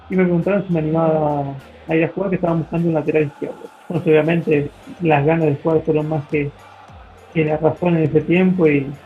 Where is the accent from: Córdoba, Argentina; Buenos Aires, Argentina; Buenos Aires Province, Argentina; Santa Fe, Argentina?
Santa Fe, Argentina; Tacural; now in Bolivia; tenemos las dos estaciones, soy de Argentina el verano es muy caliente, el invierno es muy frío.